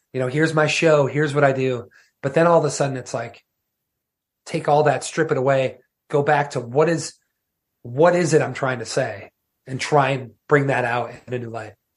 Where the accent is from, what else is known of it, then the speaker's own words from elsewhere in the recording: Wisconsin, United States; growing up in Wisconsin